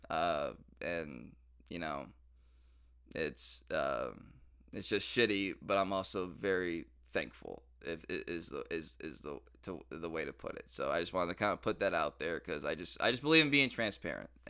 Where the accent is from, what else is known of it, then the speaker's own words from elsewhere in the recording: Detroit, Michigan, United States; like growing up in Detroit and and and all that stuff.